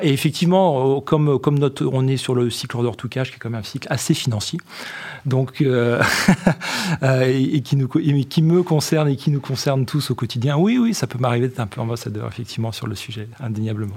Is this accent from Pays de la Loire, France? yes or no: no; Champagne, Grand Est, France; j'ai grandi dans le Champagne